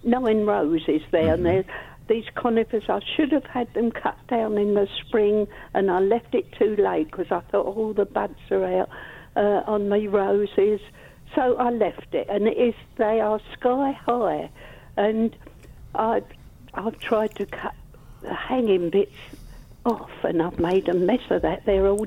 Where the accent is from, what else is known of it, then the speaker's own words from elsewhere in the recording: South East England, United Kingdom; now in Colchester, United Kingdom; Well, I don't know. I come from Kent. I've moved here now.